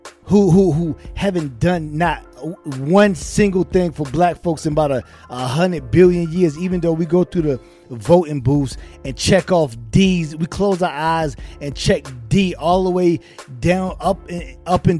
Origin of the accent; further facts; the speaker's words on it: Virginia, United States; I'm from Virginia